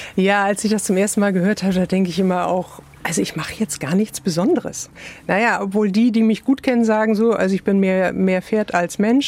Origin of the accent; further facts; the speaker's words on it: Hamburg, Germany; moved away; also born or lived in Iceland; ich komme aus Hamburg